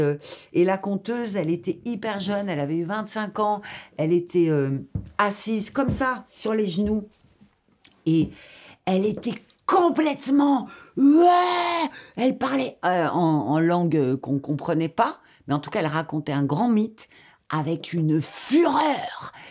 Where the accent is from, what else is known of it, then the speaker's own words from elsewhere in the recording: Algeria; moved away; also born or lived in Paris, France / Lyon, France; Je viens de l'Algérie. J'ai habité Paris, Lyon.